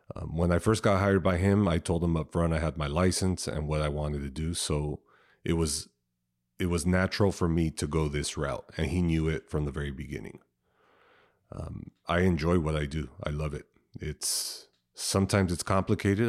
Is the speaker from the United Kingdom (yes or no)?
no; San Diego, California, United States; I grew up here in San Diego, um, from the South Bay, which is, uh, probably really close to T J, Chula Vista area.